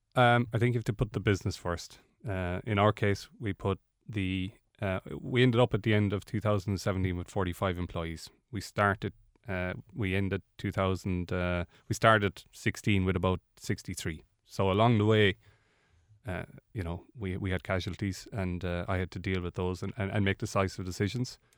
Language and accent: English; Ireland; we are Irish